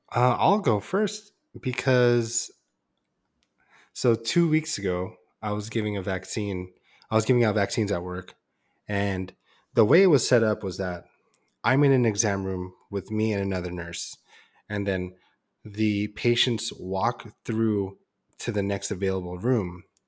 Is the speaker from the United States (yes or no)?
yes; San Diego, California, United States; we lived and grew up in San Diego